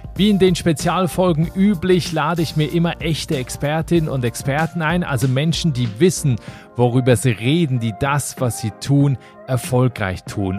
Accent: Berlin-Brandenburg, Germany; moved away; in meine alte Heimat nach Berlin-Brandenburg

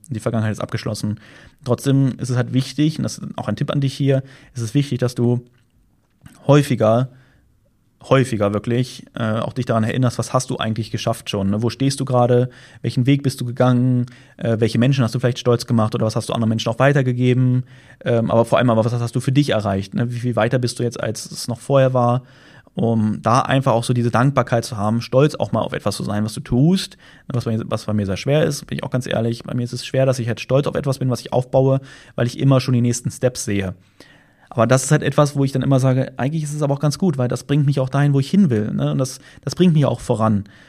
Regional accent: Germany; moved away; da, wo ich herkomme, Deutschland

